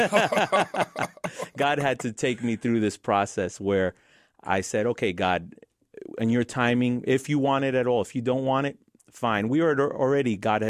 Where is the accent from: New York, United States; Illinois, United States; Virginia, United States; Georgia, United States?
New York, United States; New York City; Grew up in Queens.